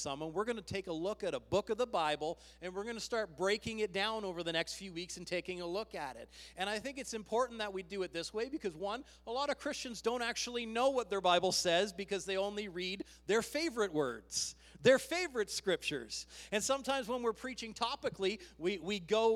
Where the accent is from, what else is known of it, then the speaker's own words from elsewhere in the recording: Canada; We are Canadian